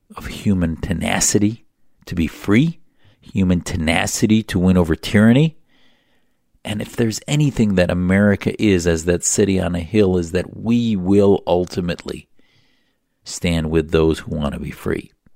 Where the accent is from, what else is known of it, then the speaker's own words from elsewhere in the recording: United States; be born in the United States and give me the greatest gift of all, which was being able to grow up in the United States as an American